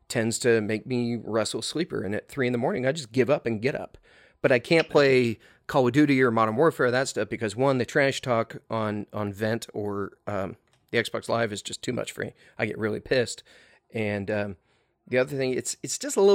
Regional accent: Silicon Valley, San Francisco Bay Area, California, United States; moved away; I'm originally from Silicon Valley, San Francisco Bay Area

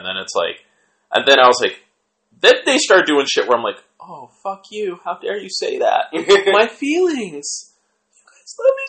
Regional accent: Seattle, Washington, United States; And since I'm from Seattle

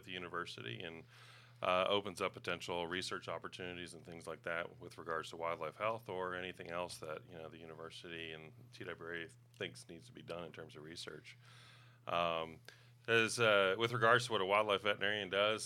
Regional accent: Knoxville, Tennessee, United States; I grew up in Knoxville area. We moved there when I was about 2 years old

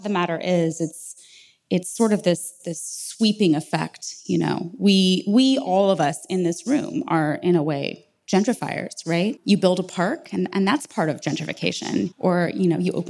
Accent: San Diego, California, United States; now in Los Angeles, United States; I grew up in San Diego.

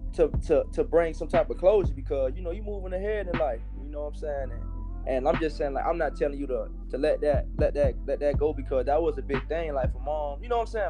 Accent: Miami, Florida, United States; I'm from the area in Miami called Liberty City

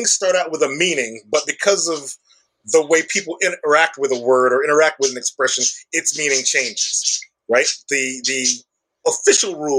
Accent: Chicago, Illinois, United States; I'm from Chicago. I'm from the South Side of Chicago. I grew up in South Shore

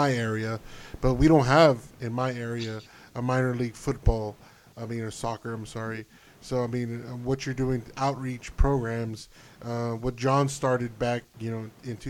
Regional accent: Texas, United States; I'm Texan

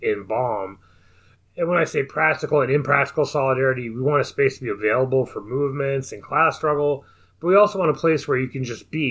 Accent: Southern Illinois, United States; I grew up in Southern Illinois.

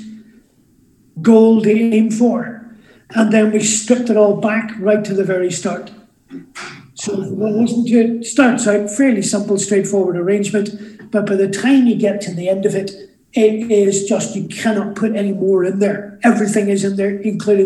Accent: Derry, Northern Ireland, United Kingdom; moved away; I was a kid growing up in Derry, driving a radio rentals van for a living

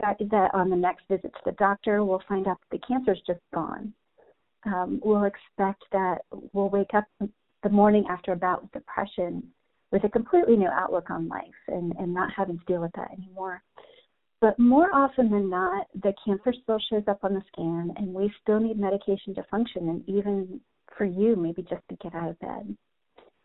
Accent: New Jersey, United States; moved away as an adult; now in Texas, United States; I'm originally from New Jersey, but about 2 years ago, God uprooted me and moved me to Texas

